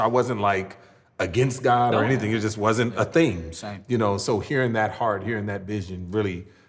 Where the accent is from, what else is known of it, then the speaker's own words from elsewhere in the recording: Los Angeles, California, United States; Just as a person who's grown up in California, I was raised in the Los Angeles area